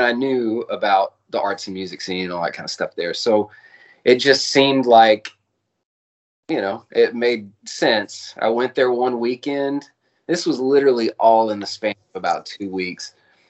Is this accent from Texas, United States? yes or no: yes; Dallas, Texas, United States; also born or lived in Austin, Texas; so I moved back here around about a year and a half ago. I grew up in the Dallas area, a little bit east of Dallas.